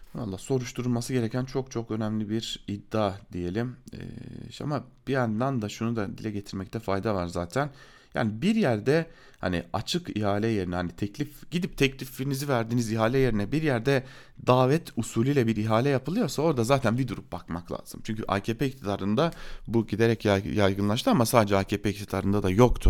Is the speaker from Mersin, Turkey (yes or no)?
no; Diyarbakır, Diyarbakır Province, Turkey; ben de bir Diyarbakırlı olarak